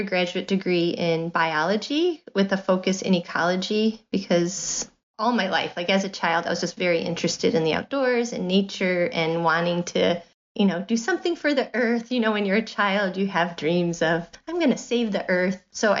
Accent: Rockford, Illinois, United States; accent: Midwest; now in Washington, United States; Rockford, Illinois. It's very, you know, middle of the country. Right on the border of Illinois and Wisconsin. So I've been told I have a Midwest accent.

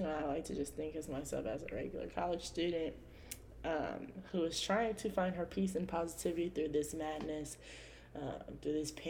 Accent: California, United States; born there; now in Indiana, United States; I was born in California. Um, hopefully, my dad and stepmom are listening to this. Um, but yes, I am born from California. Uh, I moved here um, to Indiana.

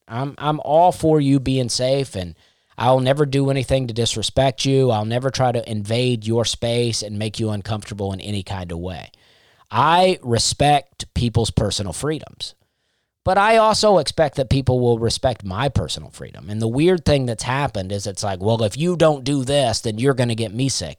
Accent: Auburn, Alabama, United States; moved away; That was my, that's basically my hometown

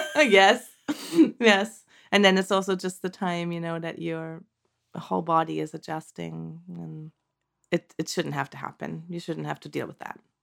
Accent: Germany; moved away as an adult; now in Santa Cruz Mountains, United States; originally, I'm from Germany, born and raised, and I came to the States in two thousand and seven

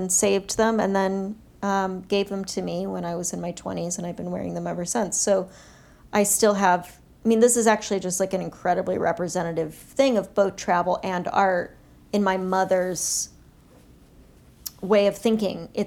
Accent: Kathmandu, Bagmati, Nepal; also born or lived in Bangkok, Thailand; I was born in Bangkok just because of the hospitals, but we lived in in Kathmandu, and my first few years of life were in Kathmandu.

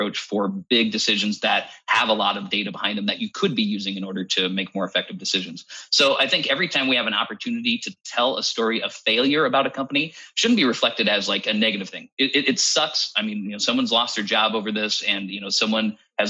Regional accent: United States; as an American

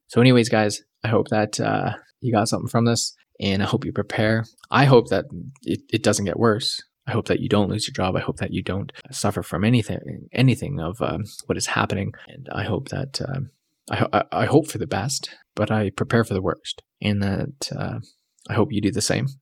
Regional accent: Canada; I came back because I loved being a Canadian

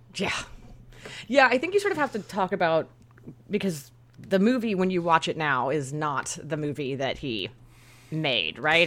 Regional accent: Northern California, United States; I'm from Northern California

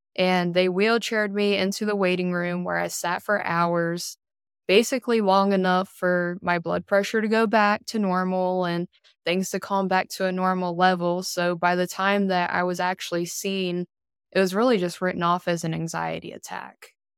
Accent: Elizabeth City, North Carolina, United States; now in Greenville, United States; I am originally from Elizabeth City, North Carolina

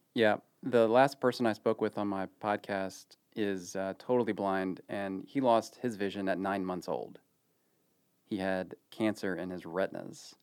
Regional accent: Ohio, United States; now in Dallas, United States; growing up in the eighties in Ohio

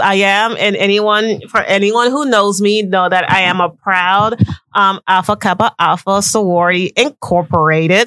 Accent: Haiti; also born or lived in West Palm Beach, Florida; I am Haitian. 100%. 100%.

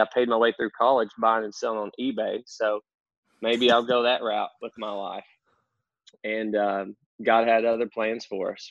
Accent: North Central Arkansas, United States; accent: country; now in Conway, United States; I grew up uh, in North Central Arkansas, out in the sticks, uh, country boy, as you can tell from my accent

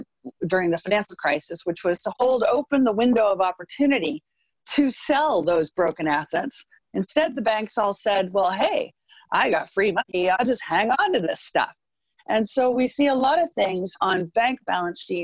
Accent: United States; I'm American, I'm Republican, I'm a market person

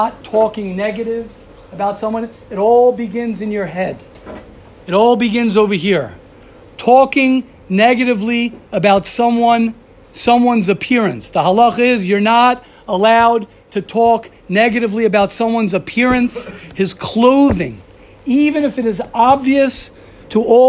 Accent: United States; moved away as an adult; now in Israel; I'm an American. I'm a proud American

